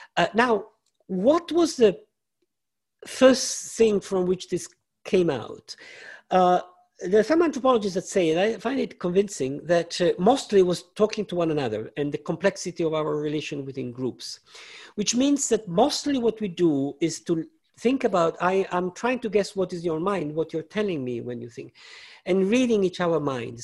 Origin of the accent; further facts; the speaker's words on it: Italy; I grew up in Italy